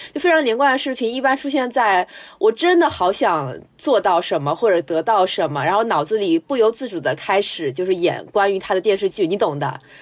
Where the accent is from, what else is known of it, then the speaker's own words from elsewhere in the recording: Shanghai, China; 我是上海人